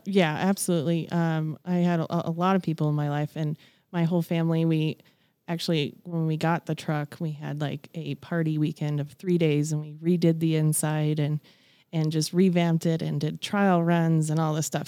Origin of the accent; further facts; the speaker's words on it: Broomfield, Colorado, United States; I grew up in Broomfield, Colorado, so I'm a born and raised native